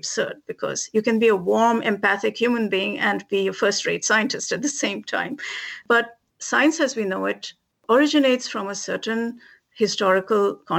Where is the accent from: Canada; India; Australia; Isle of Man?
India; Never experienced that growing up in India, going to college, none of that.